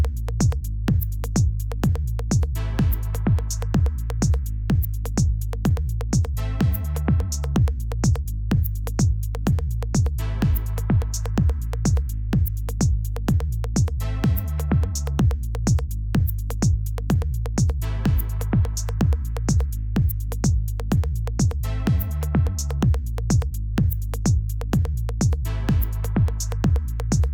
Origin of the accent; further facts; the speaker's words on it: Springfield, Illinois, United States; right here in my hometown, down the street from where I live